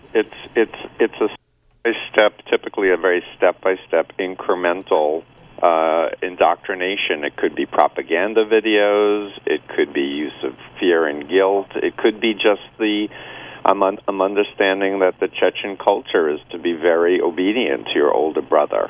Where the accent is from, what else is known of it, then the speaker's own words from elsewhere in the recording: New York City, New York, United States; moved away as an adult; now in Boston, United States; I grew up in Flushing, Queens